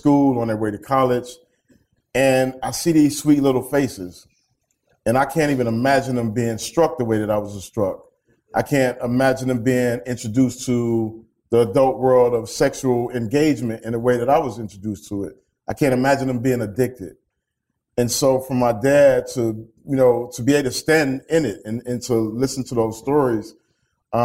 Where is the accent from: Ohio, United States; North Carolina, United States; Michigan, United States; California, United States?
Michigan, United States; Detroit; growing up in Detroit, a city that has been ravaged by gun violence